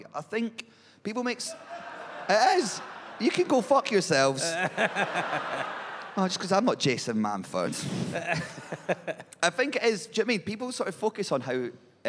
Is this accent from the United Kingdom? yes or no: yes; Edinburgh, Scotland, United Kingdom; I'm from Edinburgh